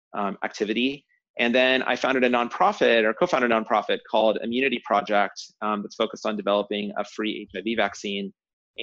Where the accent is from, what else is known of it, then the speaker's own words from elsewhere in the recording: San Francisco Bay Area, California, United States; I grew up in the San Francisco Bay Area